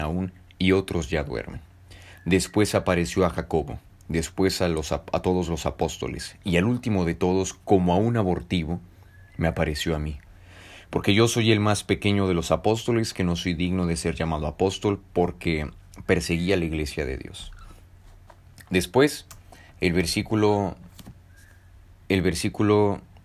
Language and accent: Spanish; Mexico; soy mexicano y estoy en un país que primeramente es católico